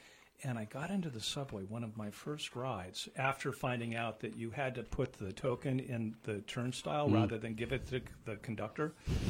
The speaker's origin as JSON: {"language": "English", "region": "Midwest", "country": "United States", "moved": "yes", "said": "I was from the Midwest"}